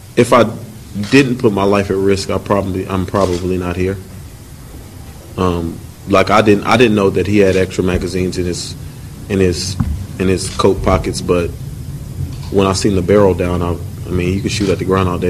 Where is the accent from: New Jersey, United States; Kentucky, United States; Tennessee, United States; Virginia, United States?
Tennessee, United States; Nashville; I'm from Nashville, uh, my whole life, born and raised here. Went to high school, college, here